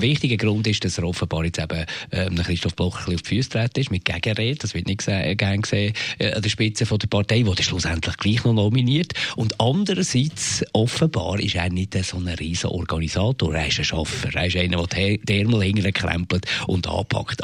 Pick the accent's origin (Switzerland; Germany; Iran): Switzerland; Auch hier bei uns in der Schweiz.